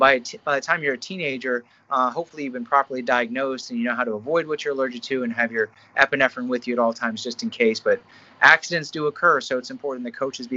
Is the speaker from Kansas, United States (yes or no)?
no; Pittsburgh, Pennsylvania, United States; now in Columbus, United States; I'm from Pittsburgh originally, so I'm born and raised.